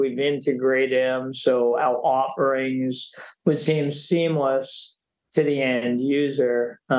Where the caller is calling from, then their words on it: New York, United States; I'm coming from New York.